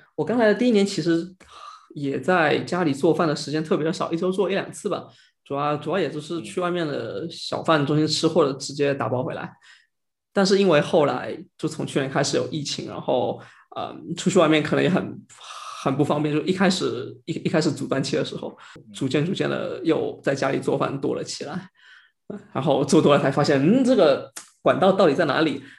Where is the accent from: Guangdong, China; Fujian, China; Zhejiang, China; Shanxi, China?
Fujian, China; Quanzhou; now in Singapore; 我本身是泉州人